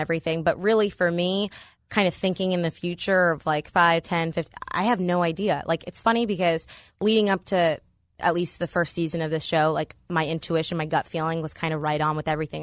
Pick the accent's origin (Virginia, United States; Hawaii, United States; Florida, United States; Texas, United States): Virginia, United States; Northern; moved away as an adult; now in State College, United States; I'm from Northern Virginia, D C area